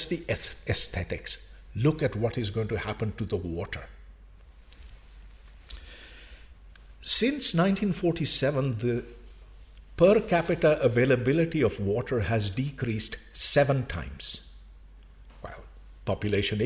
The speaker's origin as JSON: {"language": "English", "town": "Karachi", "region": "Sindh", "country": "Pakistan", "tie": "born or raised there", "also_born_or_lived": "Islamabad", "moved": "as an adult", "lives_now": "Lahore, Pakistan", "said": "I grew up in Karachi"}